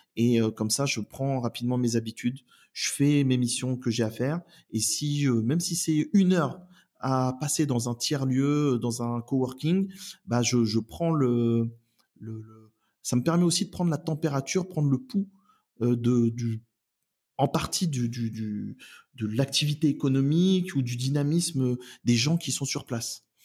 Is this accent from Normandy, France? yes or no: yes; Oissel, Normandy, France; also born or lived in Elbeuf / Saint-Pierre-lès-Elbeuf; j'habite euh, la métropole de Rouen depuis bah, depuis toujours. J'y suis né, je suis né à Elbeuf. j'ai fait mes études, j'ai grandi sur Oissel